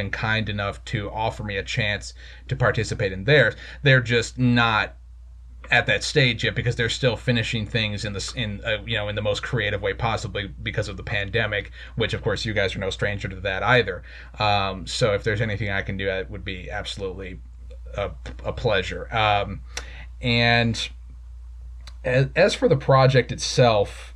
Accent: Central Florida, United States; I'm from Central Florida, so I live in the same state that Mr. Golden now does

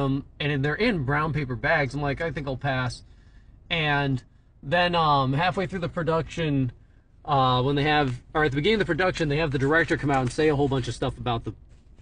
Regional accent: New Hampshire, United States; I'm from New Hampshire

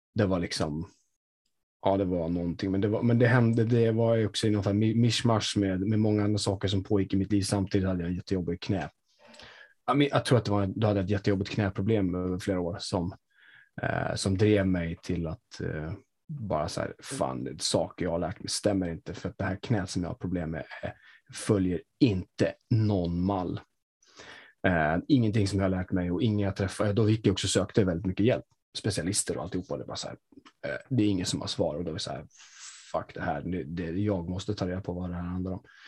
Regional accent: Sweden; jag bor ju i Sverige, jag är uppväxt som svensk

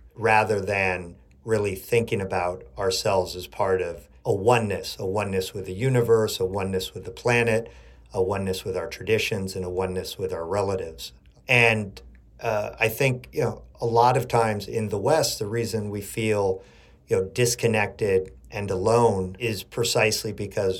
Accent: Chile; now in New York City, United States; I grew up in Chile. My mother's American and my father's Chilean

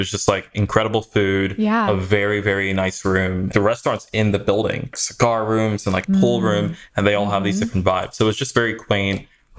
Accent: Maryland, United States; also born or lived in New York / Sweden / Trinidad; So I was born in New York, spent some time in New York and Sweden and Trinidad, South America area growing up. But by the time I got to high school, I was fully situated in Maryland.

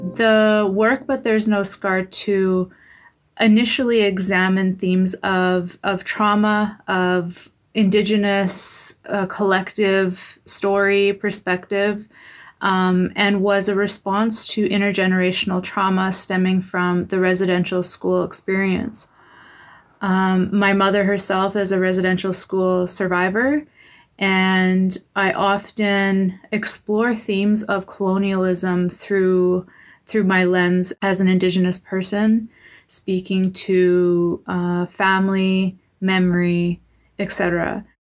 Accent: Patuanak, Saskatchewan, Canada; moved away; I'm originally from Pasternak, Saskatchewan, and I'm a member of the English River First Nation

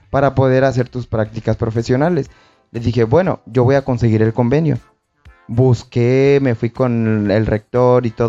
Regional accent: Tepic, Nayarit, Mexico; now in Puerto Vallarta, Mexico; Yo venía de Tepic vengo de Tepic, entonces busqué una oportunidad de trabajo aquí en Puerto Vallarta

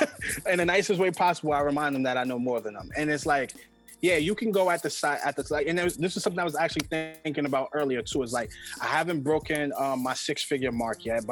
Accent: New York City, New York, United States; I'm from Highbridge in the Bronx

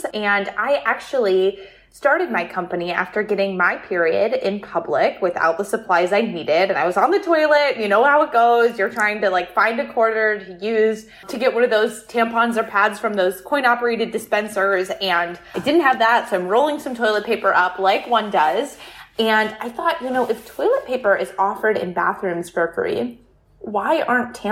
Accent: Toledo, Ohio, United States; also born or lived in Columbus, Ohio; I'm from Toledo, Ohio, where our company is based in Columbus, Ohio

